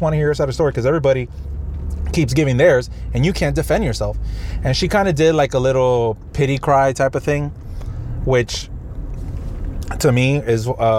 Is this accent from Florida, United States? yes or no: yes; Miami, Florida, United States; I was like, I'm actually from Miami